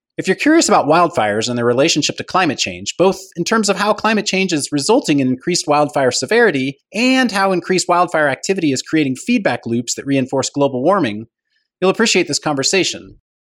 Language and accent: English; California, United States; As a Californian and resident of the Western United States